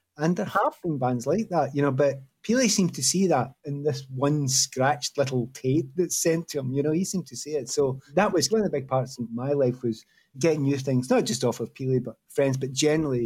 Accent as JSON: {"language": "English", "town": "Glasgow", "region": "Scotland", "country": "United Kingdom", "tie": "born or raised there", "also_born_or_lived": "London", "moved": "as an adult", "said": "growing up in Glasgow"}